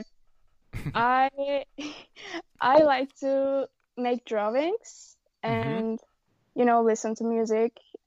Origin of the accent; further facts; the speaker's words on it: Turkey; from Turkey. I'm 17